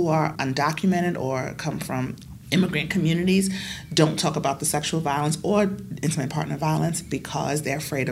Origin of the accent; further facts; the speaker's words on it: United States; as an American